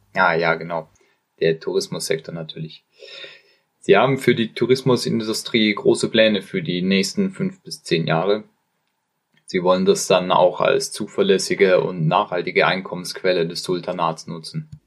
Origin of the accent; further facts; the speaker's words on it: Oman; moved away as an adult; also born or lived in United Kingdom; Ich komme aus dem Oman und wurde in einem sehr kleinen Dorf in einer Bergregion geboren